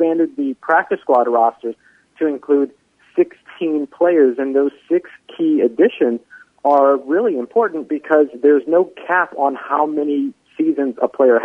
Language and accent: English; New Orleans, Louisiana, United States; me growing up in New Orleans